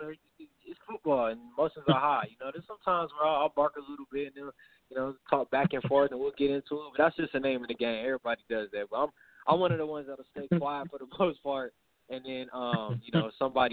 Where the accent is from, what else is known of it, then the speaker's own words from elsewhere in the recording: California, United States; growing up in California, I always knew about the USC